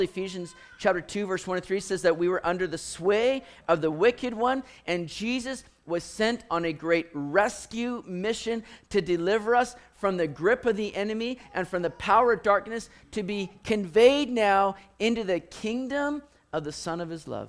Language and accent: English; Richmond, British Columbia, Canada; growing up in Richmond, going to Lansdowne Mall, hitting Lord Nelson Arcade